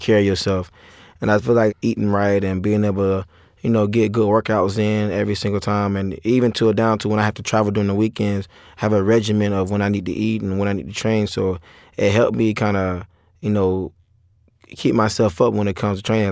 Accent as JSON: {"language": "English", "town": "St. Petersburg", "region": "Florida", "country": "United States", "said": "I'm from Saint Petersburg, Florida"}